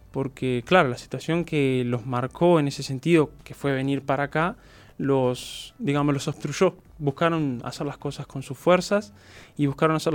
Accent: Montevideo, Uruguay; also born or lived in Florida; Nací acá en Montevideo nos habíamos ido a Florida por un tema de que, ta, mi madre tenía a mi abuela

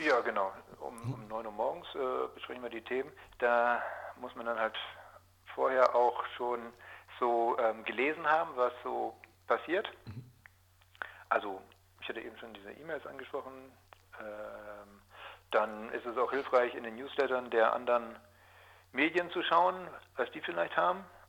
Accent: Georgsmarienhütte, Lower Saxony, Germany; Geboren wurde ich in Georgsmarienhütte

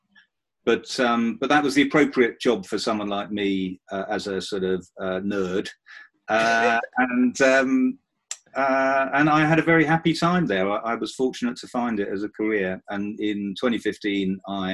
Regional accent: Romford, East of England, United Kingdom; also born or lived in Oxford; I was born in 1964 in Romford in Essex. I'm a proud Essex person.

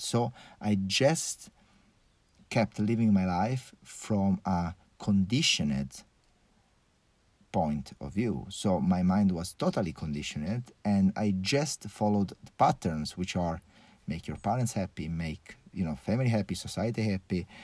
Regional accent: Porto Cervo, Sardinia, Italy; also born or lived in Switzerland; I grew up in a really pretty normal family, let's say, here in Sardine Island.

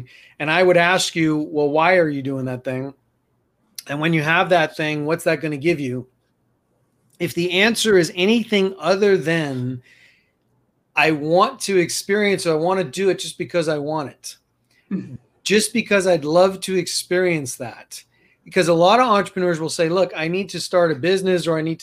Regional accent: New York City, New York, United States; now in Colorado, United States; I'm from New York City

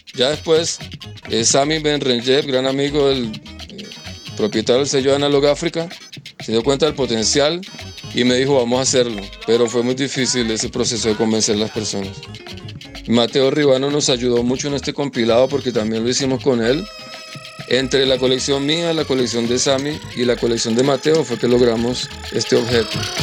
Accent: Colombia; Nosotros en Colombia

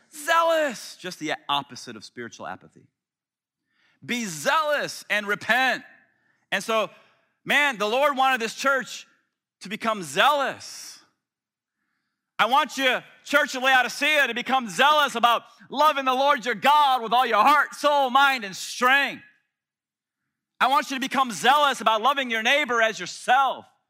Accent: Tampa, Florida, United States; moved away; when I was a kid growing up in Tampa

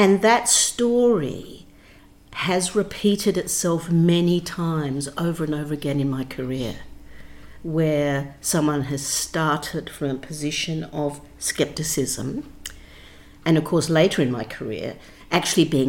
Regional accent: Australia; accent: Australian; moved away as an adult; also born or lived in London; I had an Australian accent, and I came from the Antipodes

